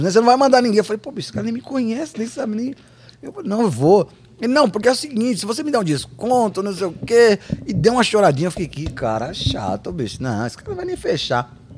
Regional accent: São Paulo, Brazil; E a gente é de São Paulo, Edu é de, de Bragança.

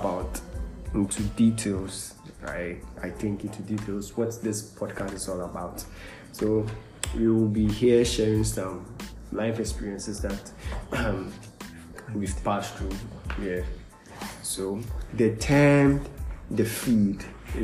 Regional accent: Cape Coast, Central Region, Ghana; I'm from Cape Coast

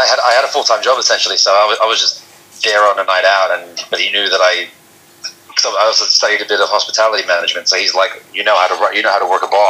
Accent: Australia; moved away as an adult; also born or lived in Amsterdam, Netherlands / Tokyo, Japan / Singapore; I was born in Amsterdam, left when I was two and a half, and then I grew up in Tokyo 5 years, Singapore 3 years, Australia 14, went back to Australia in between for a year, and then until recently I lived in Amsterdam for 14 years.

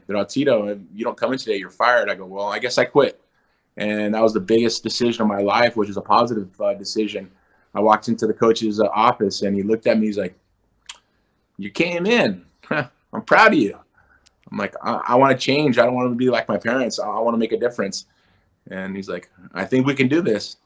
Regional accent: Huntington Beach, California, United States; I'm American. I was born here in America. You know, I was born here in uh, Huntington Beach, California

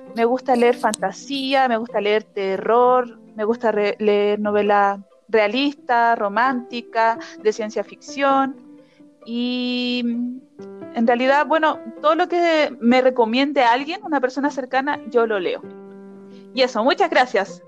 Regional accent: Chillán, Ñuble, Chile; moved away as an adult; now in Arica, Chile; Vivo en Arica hace cuatro años, pero originalmente soy de Chillán

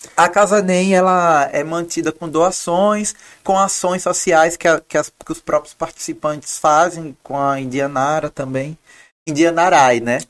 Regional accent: Maceió, Alagoas, Brazil; accent: Alagoan; moved away as an adult; now in Rio de Janeiro, Brazil; meu sotaque é alagoano

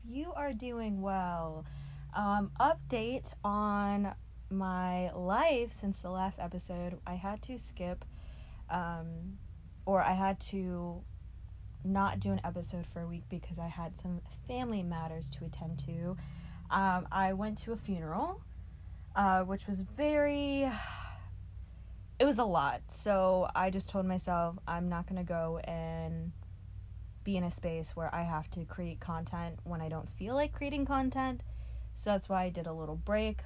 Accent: New York City, New York, United States; moved away; growing up in Brooklyn, it was mostly apartments pretty much all of my life

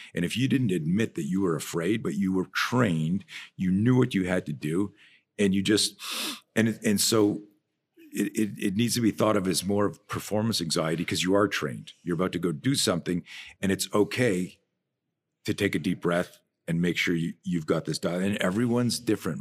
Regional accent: Canada; I'm from Canada, so you're either a skier or a skater

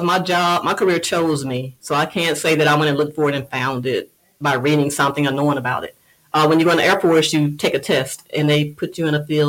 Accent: Moss Point, Mississippi, United States; moved away; She's still in Moss Point in my hometown.

